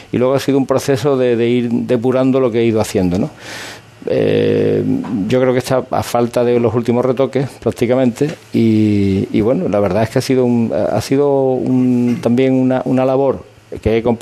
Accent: Seville, Andalusia, Spain; esto es eh, una experiencia hermosísima que como sevillano, como cofrade y como periodista

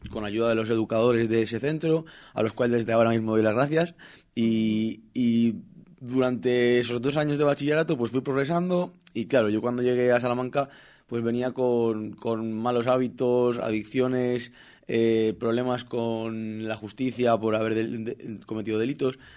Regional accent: Brazil; Spanish is a second language; now in Spain; Yo soy brasileño, como ha dicho María, y cuando quise renovar mi NIE, me, me ponían la traba de que tú tienes que tener un permiso

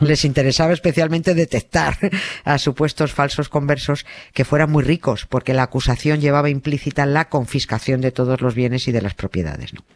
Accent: Spain; como española

